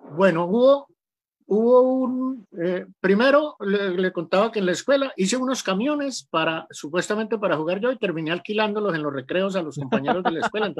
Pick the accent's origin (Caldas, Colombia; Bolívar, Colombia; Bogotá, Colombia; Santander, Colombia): Santander, Colombia; Rionegro; moved away as an adult; now in Antioquia, Colombia; soy santanderiano, de Río Negro, Santander, un pueblito que queda a 20 minutos de Bucaramanga, yendo hacia la costa viví toda la vida en el campo, mi, hasta los 14 años